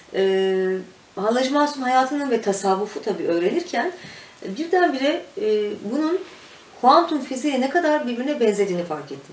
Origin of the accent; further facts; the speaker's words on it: Mürted Air Base, Ankara, Turkey; Mürtet Hava Üstü'nde doğdum büyüdüm ben. Şimdi Akıncı olarak geçiyor orası.